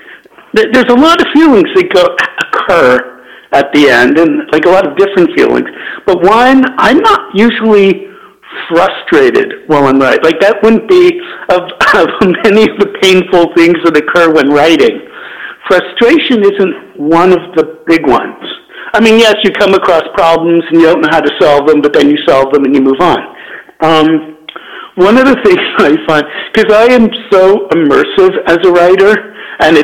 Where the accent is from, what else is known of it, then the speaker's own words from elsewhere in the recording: Canada; also born or lived in United States; now in Southern California, United States; I am Canadian